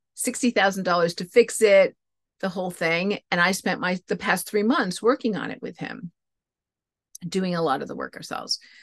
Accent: New England, United States; moved away; I grew up in New England

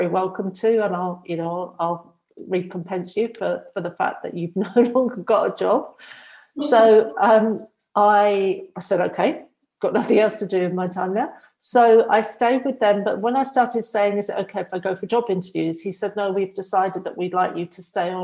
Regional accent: England, United Kingdom; moved away as an adult; also born or lived in Australia / Dubai / Phuket; now in Spain; I'm originally from England, and I moved out to Australia just to see what it would be like to live abroad

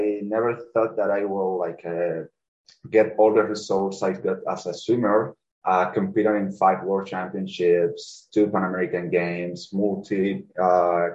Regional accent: Cuba; English is a second language; now in Canada; I come from Cuba

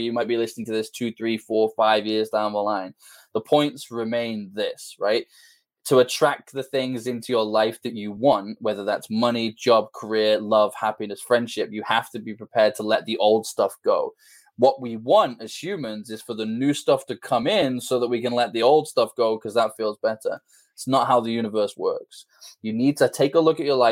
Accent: just outside Liverpool, North West England, United Kingdom; Just outside Liverpool in the UK

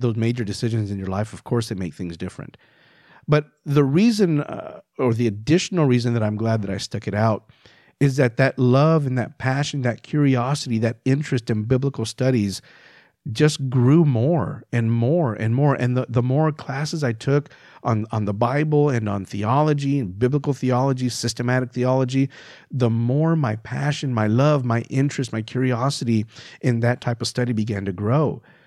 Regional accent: El Paso, Texas, United States; I grew up in El Paso, Texas

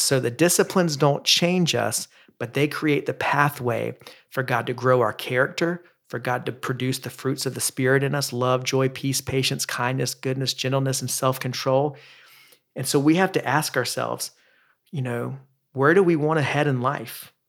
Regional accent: the South, United States; I grew up in the Baptist church in the South

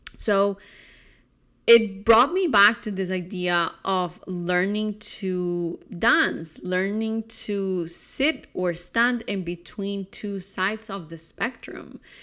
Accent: Colombia; growing up in Colombia

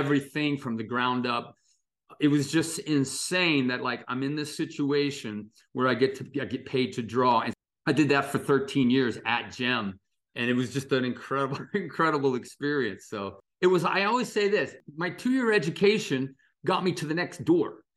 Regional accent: Dayton, Ohio, United States; I didn't grow up in West Virginia, by the way. I grew up in Ohio, Dayton, Ohio.

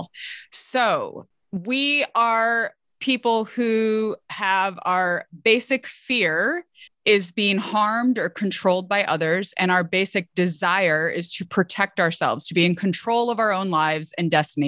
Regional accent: Midwest, United States; I'm a Midwesterner, you know, from the US

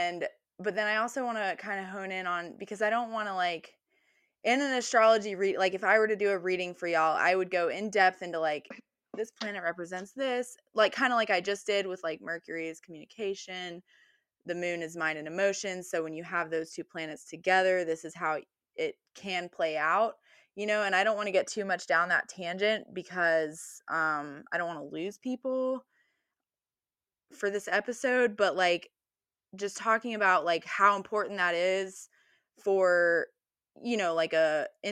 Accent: United States; I'm from the United States

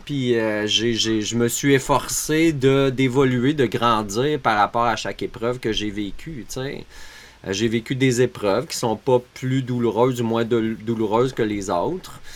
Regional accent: Montreal region, Quebec, Canada; moved away as an adult; now in Beauce, Canada; Je viens de, la région de Montréal, mais je suis en Beauce

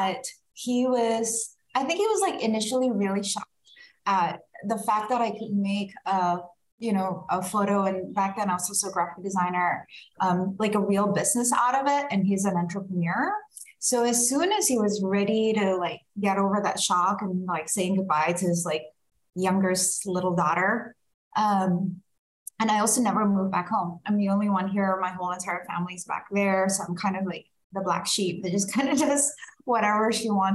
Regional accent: Indonesia; also born or lived in Singapore; now in Sacramento, United States; I'm originally from Indonesia and spent some time in Singapore and then migrated to California when I went there for college.

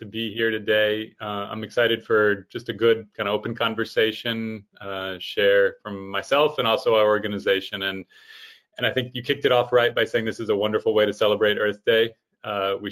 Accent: Fort Wayne, Indiana, United States; I am originally from Fort Wayne, Indiana, which is obviously in the middle of the United States

